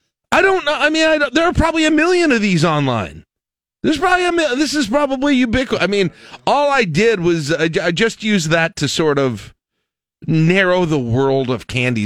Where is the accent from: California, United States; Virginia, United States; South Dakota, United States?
South Dakota, United States; I was born in South Dakota.